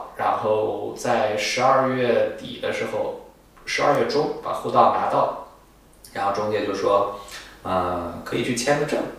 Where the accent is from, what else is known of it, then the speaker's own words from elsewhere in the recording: Zhengzhou, Henan, China; moved away as an adult; also born or lived in Manchester, United Kingdom; now in London, United Kingdom; 在郑州，我家乡